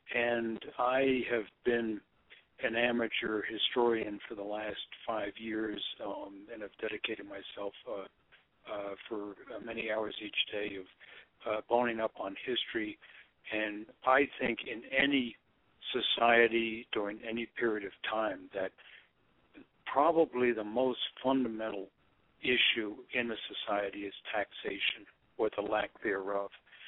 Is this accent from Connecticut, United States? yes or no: yes; Connecticut, United States; also born or lived in New York City / New Jersey / New York; I was born in New York City back in 1943 and moved out of the city probably in about 49, my family obviously, to Connecticut. And I grew up in the Northeast, New Jersey, Connecticut, and New York.